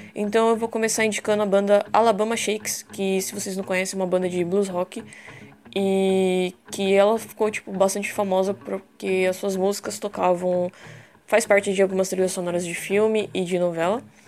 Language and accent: Portuguese; São Paulo, Brazil; moved away as an adult; now in Ilha Comprida, Brazil; Eu sou de São Paulo, mas moro no litoral de Ilha Comprida há alguns anos.